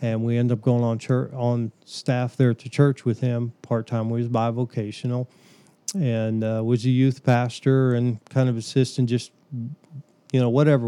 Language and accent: English; Indiana County, Pennsylvania, United States; moved away as an adult; now in Mississippi, United States; I was born and raised in Indiana County, Pennsylvania